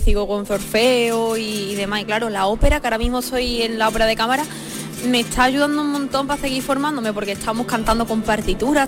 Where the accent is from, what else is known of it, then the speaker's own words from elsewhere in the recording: Los Palacios y Villafranca, Andalusia, Spain; en mi pueblo, en Los Palacios